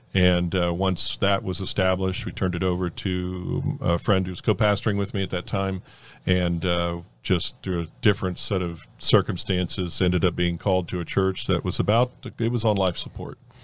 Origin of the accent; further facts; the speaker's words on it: North Miami, Florida, United States; also born or lived in Fort Lauderdale; I grew up in North Miami, uh, in the Carroll City area, if anybody listening knows where that at, and, uh, grew up there till I was thirteen and then moved to Fort Lauderdale area